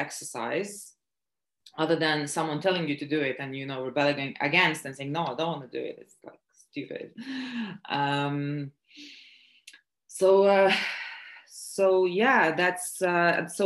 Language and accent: English; Latvia; moved away as an adult; also born or lived in Lithuania / South London; now in London, United Kingdom; I was born in Latvia, but I'm also Lithuanian, and I moved here when I was 18.